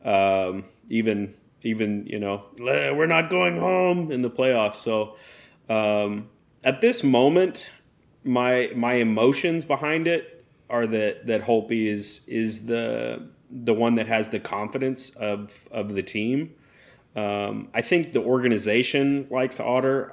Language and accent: English; United States; I'm an American and my dad's Canadian